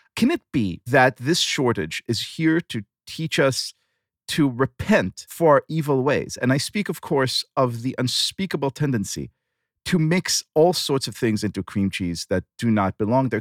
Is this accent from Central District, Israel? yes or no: no; Tel Aviv, Tel Aviv District, Israel; born or raised there